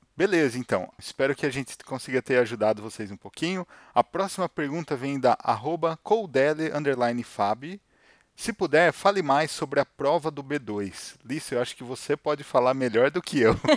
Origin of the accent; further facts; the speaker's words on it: Brazil; moved away as an adult; now in Germany; nós sendo brasileiros